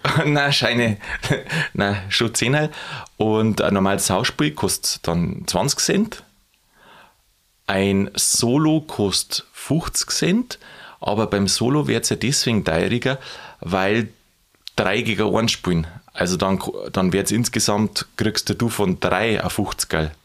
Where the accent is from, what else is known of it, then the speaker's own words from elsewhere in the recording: Lower Bavaria, Germany; bei uns in Niederbayern, also wo ich herkomme aus der Gegend